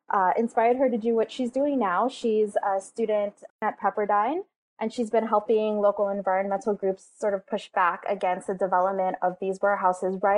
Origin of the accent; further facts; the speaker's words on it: California, United States; Um, I grew up in San Bernardino County um, it's got the worst smog in the entire country.